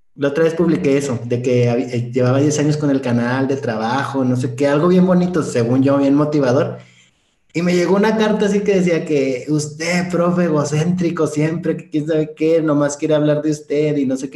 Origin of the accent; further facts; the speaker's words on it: Ciudad Juárez, Chihuahua, Mexico; yo soy de Ciudad Juárez, Chihuahua, Arriba del Norte